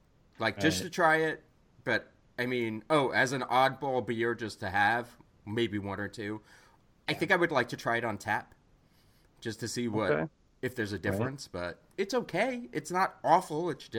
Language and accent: English; New York, United States; I grew up in New York.